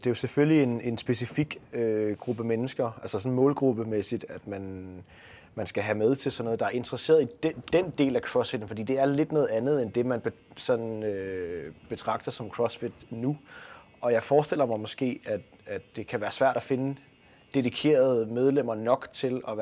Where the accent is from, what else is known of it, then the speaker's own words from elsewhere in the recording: Denmark; jeg tror også, som dansker tænker man øh, i hvert fald øh, Bornholm.